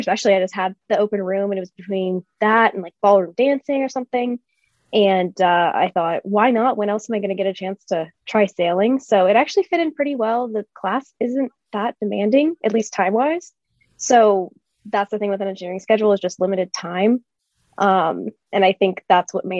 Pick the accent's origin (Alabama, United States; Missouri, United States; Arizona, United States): Arizona, United States; Phoenix; I am from Phoenix, Arizona